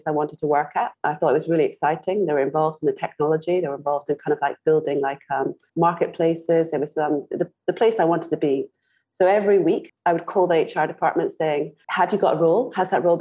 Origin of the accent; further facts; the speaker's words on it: Scotland, United Kingdom; moved away as an adult; also born or lived in Glasgow; now in Singapore; I was born in Scotland